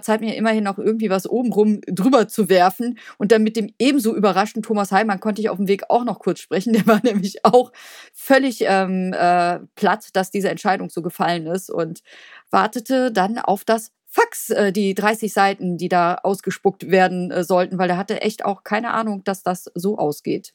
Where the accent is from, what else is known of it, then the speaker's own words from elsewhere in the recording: Cologne, North Rhine-Westphalia, Germany; als Kölner